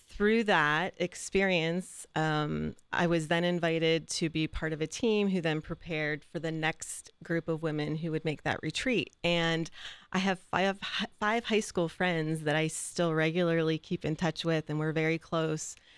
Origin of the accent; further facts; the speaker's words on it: Mingo Junction, Ohio, United States; moved away as an adult; also born or lived in Cleveland, Ohio; now in Columbus, United States; I grew up in Eastern Ohio in Mingo Junction, for anybody who's been out that way, by Steubenville